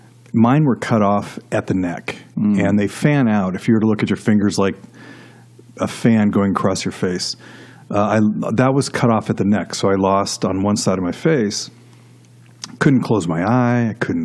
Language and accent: English; Los Angeles, California, United States; moved away as an adult; now in Nashville, United States; I actually grew up in Los Angeles. Okay. In the San Fernando Valley, out in California. And third generation California. And, you know, I guess if I were to start from the beginning, I was born and I was raised Catholic.